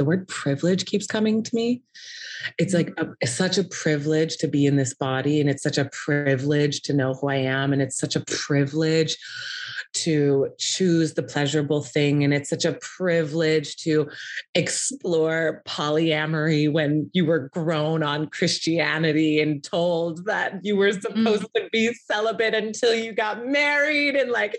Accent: Valparaiso, Indiana, United States; moved away; I'm from small town in Indiana.

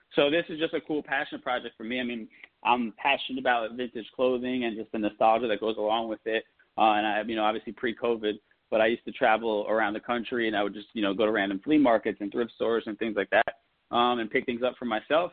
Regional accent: New Jersey, United States; also born or lived in New York; I'm born in New York, raised in Jersey

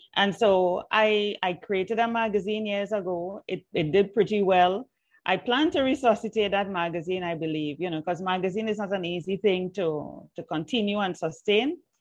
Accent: Trinidad & Tobago; accent: Trini; moved away; also born or lived in Jamaica; words that I grew up with in Trinidad

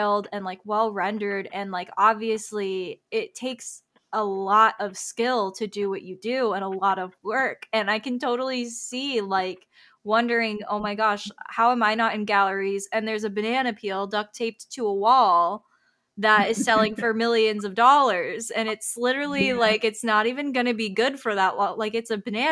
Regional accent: Tampa, Florida, United States; growing up in Tampa, Florida

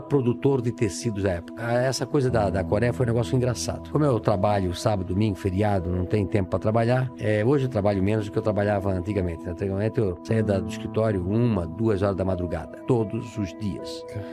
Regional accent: Brusque, Santa Catarina, Brazil; Eu nasci em Brusque, Santa Catarina, uma casa de madeira

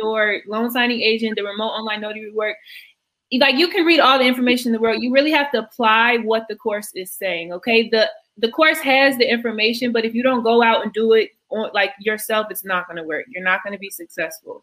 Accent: Atlanta, Georgia, United States; now in Philadelphia, United States; So I'm currently in Philadelphia, but I'm from Atlanta originally.

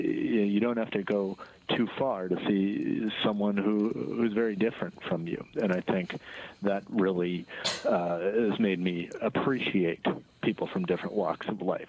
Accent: Minneapolis, Minnesota, United States; Yeah, well, not just from Chicago, I'm from Minneapolis, actually.

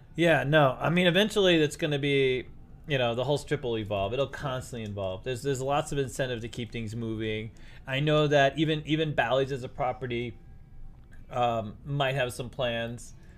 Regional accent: Northeast, United States; now in Las Vegas, United States; I grew up in the Northeast.

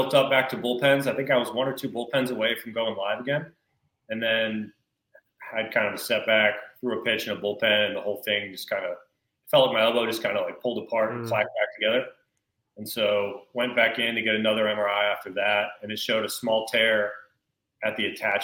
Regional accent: North Carolina, United States; I'm from North Carolina

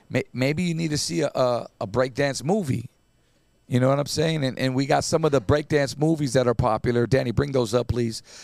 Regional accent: Santa Ana, California, United States; at the recreation center where I grew up in Santa Ana

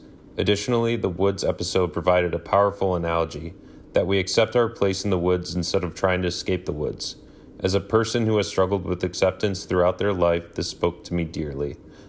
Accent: Grand Rapids, Michigan, United States; I'm from Grand Rapids, Michigan.

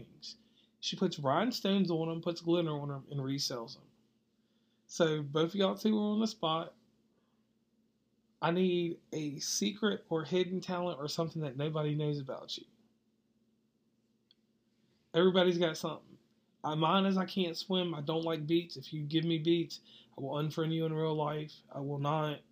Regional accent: Virginia, United States; I'm not a true West Virginian, I'm from Virginia

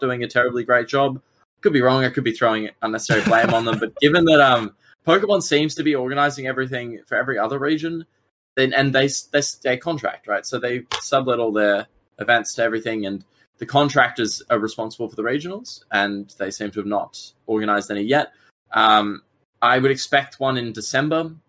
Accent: Australia; I'm a player from Australia

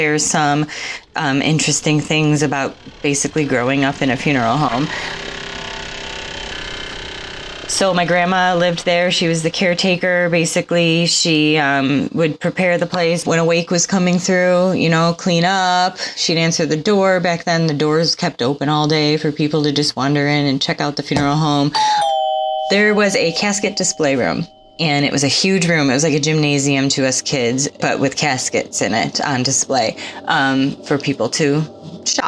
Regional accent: Chicago, Illinois, United States; I am from Chicagoland

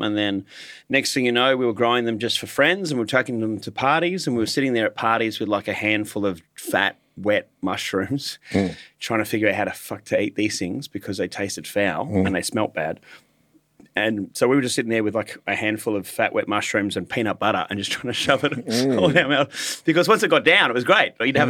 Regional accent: Hornsby, New South Wales, Australia; I grew up in the North Shore of Sydney in Hornsby up until about the age of 18. I went to a private school in Sydney in Lane Cove

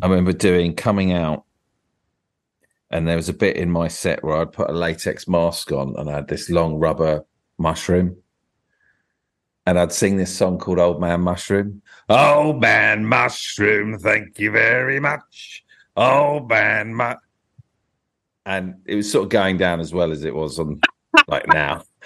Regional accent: Tunbridge Wells area, Kent, South East England, United Kingdom; I was sort of Tunbridge Wells way

